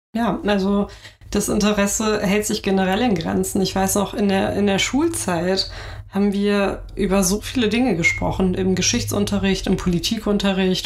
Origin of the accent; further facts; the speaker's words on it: Hamburg, Germany; ich bin hier geboren, ich bin hier aufgewachsen